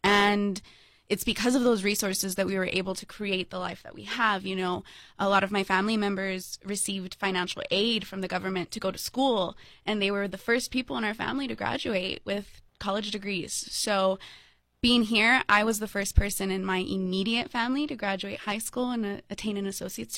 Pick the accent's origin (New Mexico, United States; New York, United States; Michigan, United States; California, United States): New Mexico, United States; Las Cruces; Well, you know, I love my town.